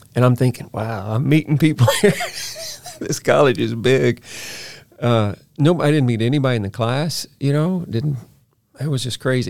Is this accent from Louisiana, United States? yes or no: yes; Baton Rouge, Louisiana, United States; moved away as an adult; I'm from Baton Rouge, Louisiana